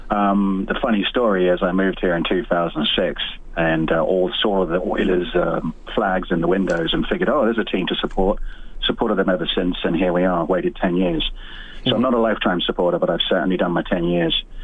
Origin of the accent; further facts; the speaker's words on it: England, United Kingdom; accent: British; also born or lived in Winnipeg, Canada; now in Edmonton, Canada; I grew up in England, and so I got to discover hockey when I came over here